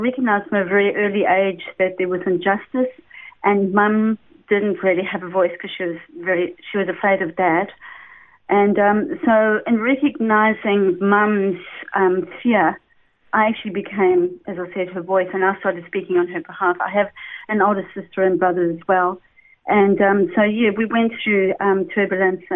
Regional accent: Durban, KwaZulu-Natal, South Africa; accent: South African; I was born in Durban, and really I came from essentially a very good family

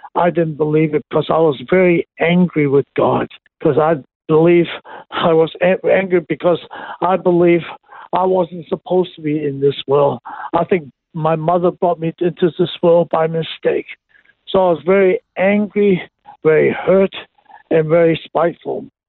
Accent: Hong Kong; I was born and raised in Hong Kong.

